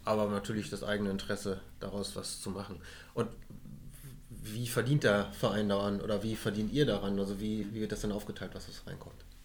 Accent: Emsland, Lower Saxony, Germany; Als gebürtiger Emsländer

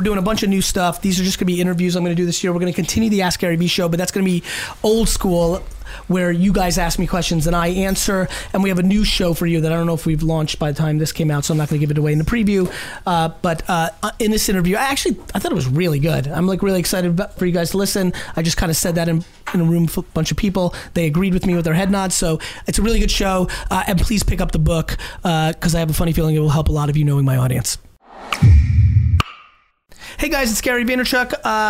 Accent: Belarus; but I'm from Belarus, and I make this joke that like I was from Russia, but I don't believe that.

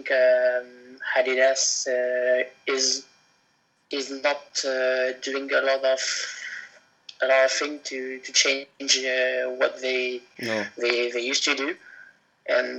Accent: Le Mans, Pays de la Loire, France; I'm from Le Mans, 1 hour from Paris.

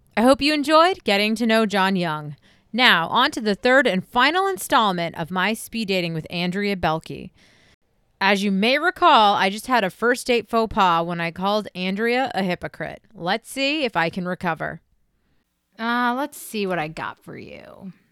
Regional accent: Hampton Falls, New Hampshire, United States; where I grew up in Hampton Falls, New Hampshire

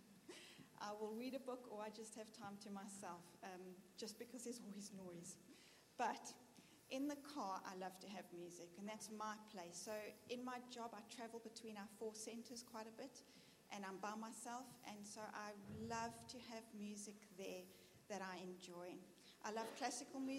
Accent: South Africa; moved away as an adult; now in Birmingham, United Kingdom; Being South African and being new to here

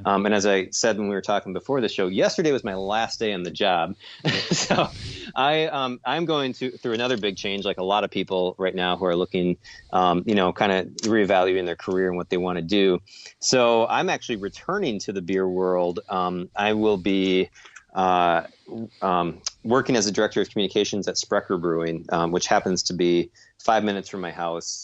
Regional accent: Lakefront Marathon, Wisconsin, United States; Lakefront Marathon, which is my hometown race

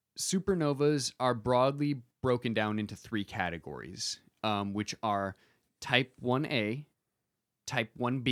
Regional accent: Michigan, United States; From Michigan. That's my home state.

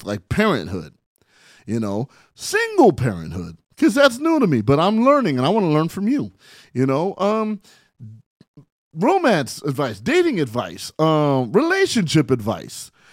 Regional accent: San Bernardino, California, United States; also born or lived in Barstow, California; I am from San Bernardino, California, by way of Barstow, California

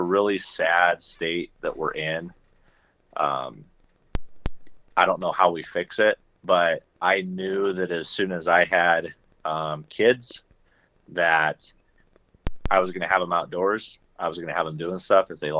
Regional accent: Nebraska, United States; I grew up in Shatter, Nebraska

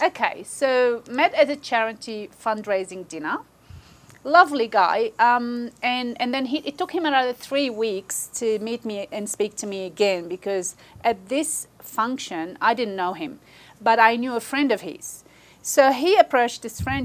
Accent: Australia; we've never had any other passport except an Australian passport. So we are Australian first and foremost

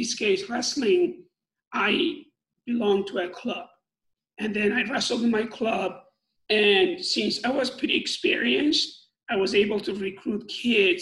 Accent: Iran; moved away as an adult; my hometown was, back then, was one of the best, I would say, top 3 or 5 in nation in Iran

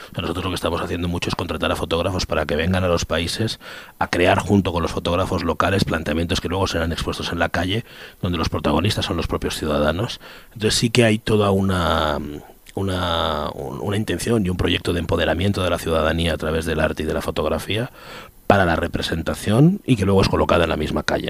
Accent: Spain; yo soy español

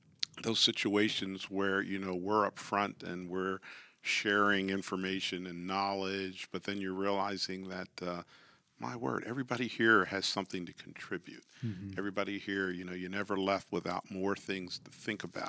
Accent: York, Pennsylvania, United States; I grew up in York, Pennsylvania

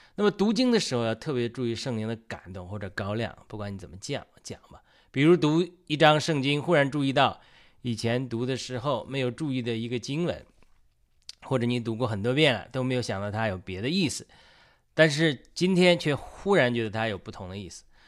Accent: China; 因为我是中国人，中国有很多拜佛的人，包括我母亲，母亲以前都多年拜菩萨

